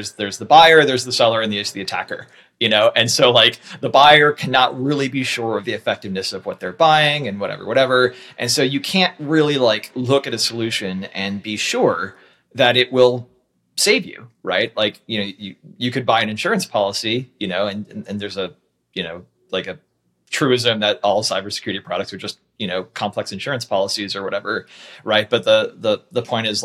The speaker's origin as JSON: {"language": "English", "country": "United States"}